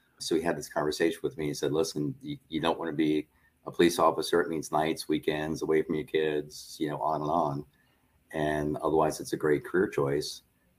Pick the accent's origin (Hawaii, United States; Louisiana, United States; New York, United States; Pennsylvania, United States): New York, United States; Long Island; moved away as an adult; I grew up in Long Island, New York